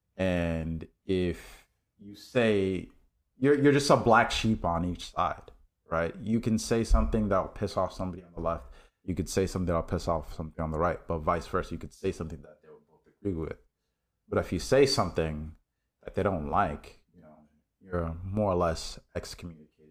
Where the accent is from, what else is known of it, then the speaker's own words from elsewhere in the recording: New York City, New York, United States; I grew up in New York City